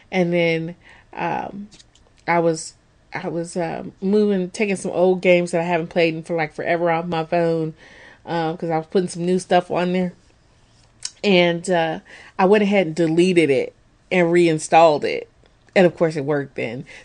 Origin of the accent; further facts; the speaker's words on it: England, United Kingdom; I don't think that's just because we're English folk